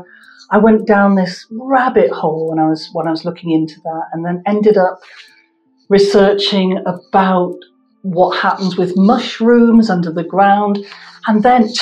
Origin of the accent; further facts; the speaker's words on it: Coventry, West Midlands, United Kingdom; moved away; I'm from Coventry